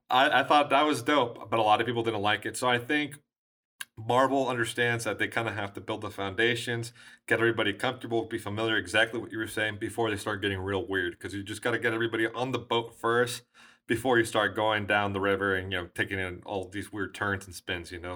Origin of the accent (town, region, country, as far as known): United States